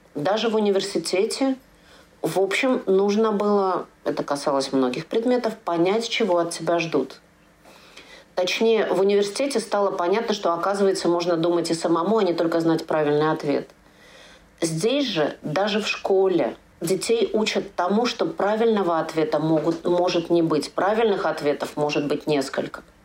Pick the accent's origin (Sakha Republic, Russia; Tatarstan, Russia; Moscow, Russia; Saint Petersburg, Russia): Moscow, Russia; now in Germany; мой родной город это тоже Москва